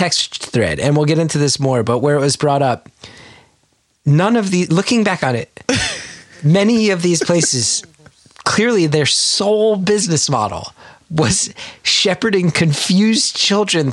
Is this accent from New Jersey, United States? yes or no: yes; New Jersey, United States; we grew up in North Jersey